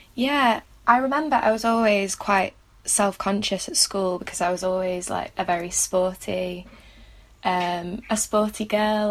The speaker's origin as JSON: {"language": "English", "town": "Manchester", "region": "North West England", "country": "United Kingdom", "moved": "as an adult", "lives_now": "St Andrews, United Kingdom", "said": "I'm from Manchester"}